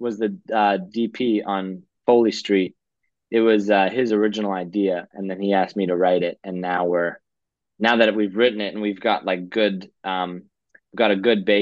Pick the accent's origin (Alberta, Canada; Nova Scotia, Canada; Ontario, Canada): Alberta, Canada; Calgary; moved away as an adult; now in Vancouver, Canada; I'm from Calgary, but I'm living in Vancouver right now